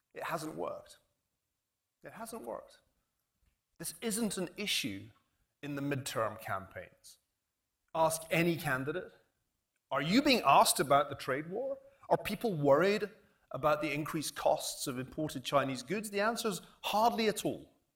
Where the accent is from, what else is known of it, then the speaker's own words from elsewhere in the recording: United Kingdom; now in United States; we British, and although I'm now an American citizen, I still have that we British feeling